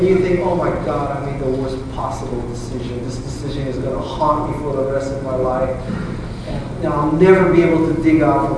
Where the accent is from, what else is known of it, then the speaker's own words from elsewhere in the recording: Hawaii, United States; I'm from Hawaii